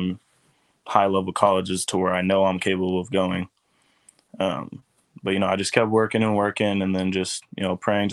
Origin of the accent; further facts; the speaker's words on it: Savannah, Missouri, United States; I grew up in Savannah with my mom